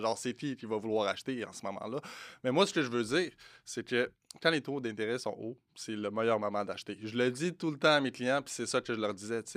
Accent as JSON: {"language": "French", "country": "Morocco", "said": "je suis marocain"}